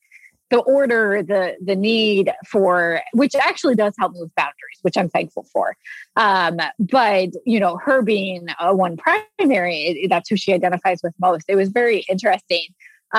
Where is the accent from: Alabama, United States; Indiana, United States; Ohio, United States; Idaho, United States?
Indiana, United States; now in Indianapolis, United States; we grew up in Indiana where you're supposed to get married at 22 and have kids.